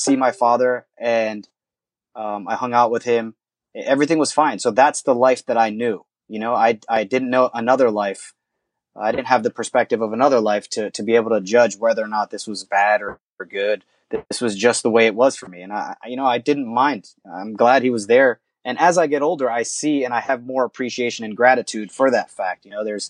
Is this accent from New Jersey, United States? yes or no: yes; Vineland, New Jersey, United States; born or raised there